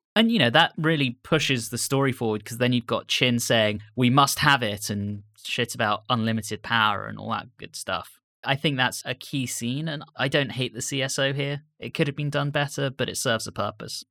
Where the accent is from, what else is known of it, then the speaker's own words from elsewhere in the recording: United Kingdom; growing up in Britain